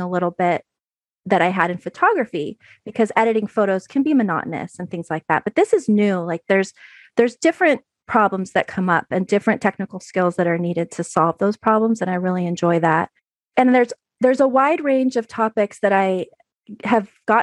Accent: San Francisco Bay Area, California, United States; moved away as an adult; now in Oregon, United States; I'm from the San Francisco Bay Area

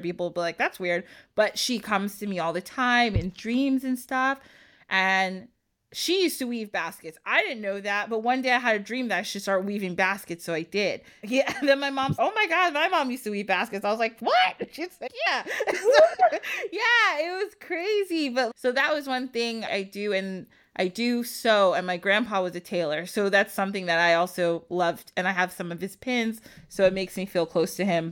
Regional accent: United States; I like being American sometimes too

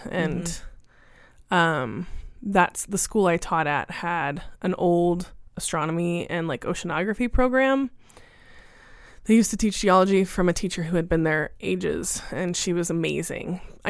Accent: Indiana, United States; moved away as an adult; now in Arizona, United States; I moved here from Indiana and started at the U of A in 2004.

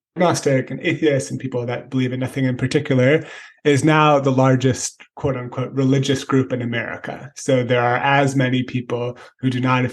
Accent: San Francisco, California, United States; I grew up in San Francisco

